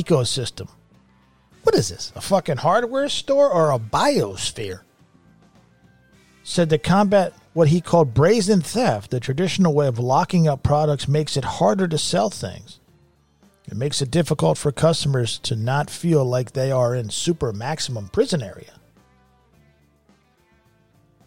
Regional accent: United States; I'm an American

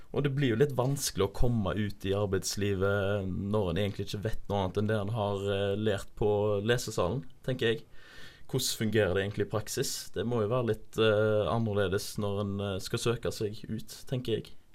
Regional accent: Haugesund, Rogaland, Norway; moved away as an adult; now in Bergen, Norway; jeg er fra Haugesund

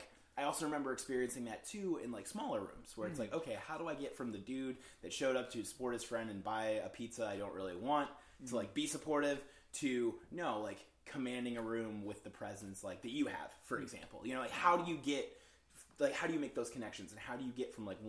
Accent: Wisconsin, United States; But I grew up in Wisconsin, and so a lot of like the suburb life in the Midwest is just like so isolating.

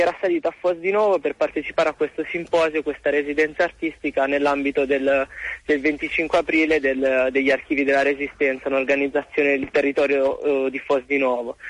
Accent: Massa, Tuscany, Italy; io sono di Massa

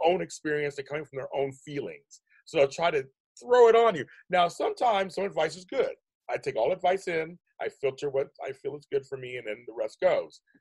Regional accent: Pittsburgh, Pennsylvania, United States; now in California, United States; I'm from Pittsburgh

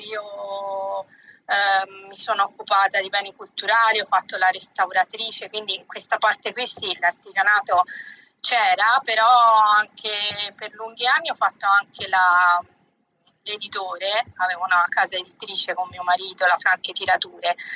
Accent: Pietrasanta, Tuscany, Italy; vengo, vengo da Pietrasanta, provincia di Lucca, quindi in Toscana.

